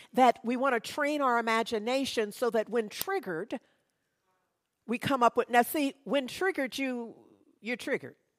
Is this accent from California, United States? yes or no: yes; Berkeley, California, United States; In the neighborhood, growing up in Berkeley